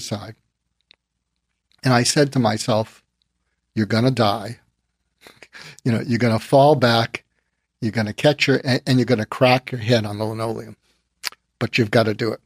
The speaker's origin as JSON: {"language": "English", "town": "Boston", "region": "Massachusetts", "country": "United States", "tie": "born or raised there", "also_born_or_lived": "Berkeley, California / Topeka, Kansas", "moved": "as an adult", "said": "I grew up in Boston"}